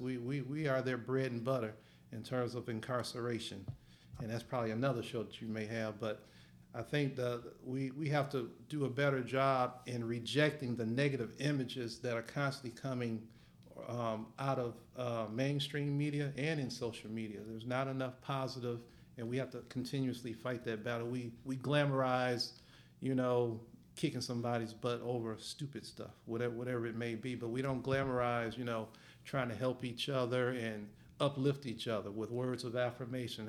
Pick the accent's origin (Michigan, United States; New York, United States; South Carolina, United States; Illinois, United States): Michigan, United States; I'm from Michigan